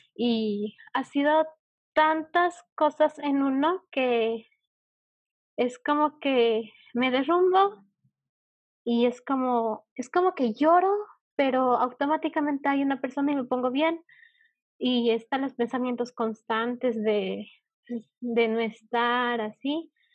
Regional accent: Bolivia; yo eh, de Bolivia

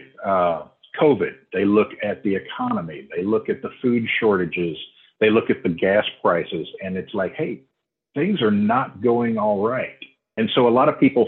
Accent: Houston, Texas, United States; moved away as an adult; now in Oklahoma, United States; I grew up and lived in Houston for 50 years

